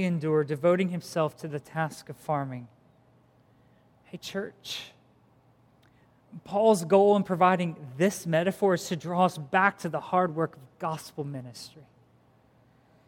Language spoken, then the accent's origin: English; Philippines; moved away; I grew up in the Philippines